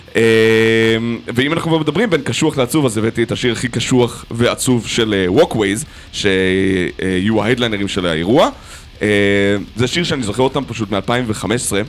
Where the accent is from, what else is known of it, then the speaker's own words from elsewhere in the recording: Nahariya, Northern District, Israel; אני מנהריה, לא מהקריות